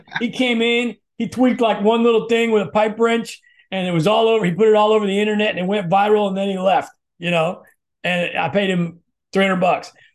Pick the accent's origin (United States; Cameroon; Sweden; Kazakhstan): United States; Midwest; we're both from the Midwest